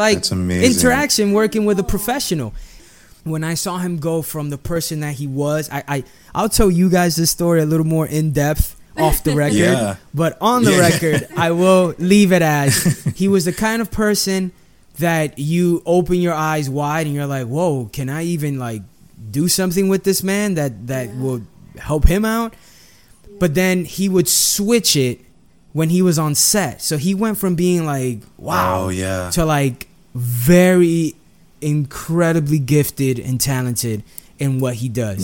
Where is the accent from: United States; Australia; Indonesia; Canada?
United States; New York City, New York; I grew up in Washington Heights my whole life